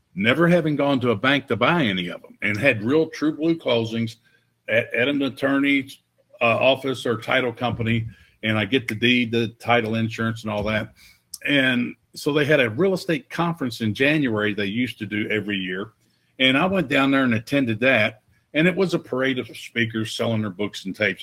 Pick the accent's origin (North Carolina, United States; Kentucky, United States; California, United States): Kentucky, United States; Louisville; I got hired full time as a police officer in Louisville, Kentucky, in my hometown